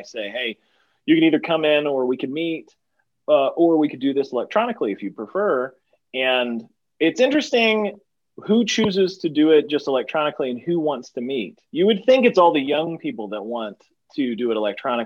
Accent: East Texas, United States; where I come from Texas, there's plenty of opportunity for people to get bullied in high school

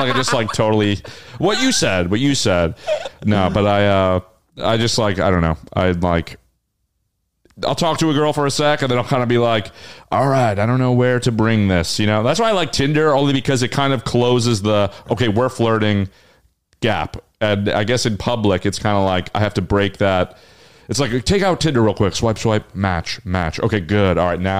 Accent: New Jersey, United States

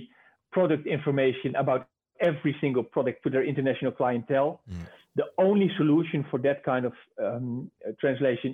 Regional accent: Netherlands; English is a second language; I'm from the Netherlands myself. We have one of the highest competencies of speaking English in the world

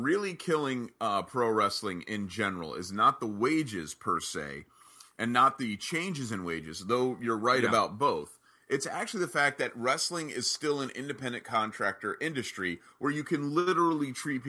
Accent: Orlando, Florida, United States; I was from Orlando.

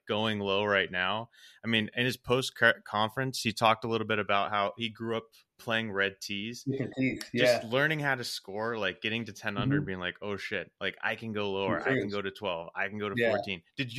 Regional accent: Portland, Oregon, United States; I grew up in the Northwest in Portland, Oregon

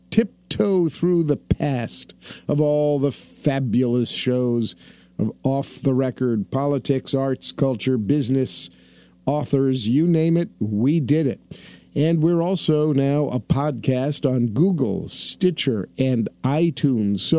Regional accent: New York City, New York, United States; I was born in Brooklyn, New York.

